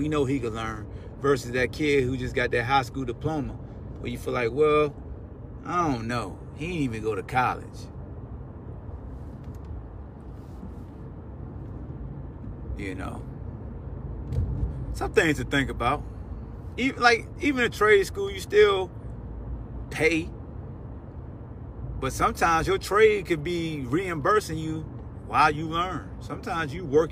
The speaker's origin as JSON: {"language": "English", "town": "Newport News", "region": "Virginia", "country": "United States", "tie": "born or raised there", "said": "I grew up in Newport News, Hampton area, in the shipyard."}